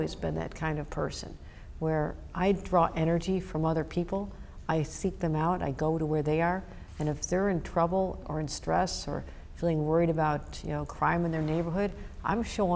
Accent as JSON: {"language": "English", "town": "Buffalo", "region": "New York", "country": "United States", "tie": "born or raised there", "said": "I've been back in Buffalo many times because of the devastation my hometown went through"}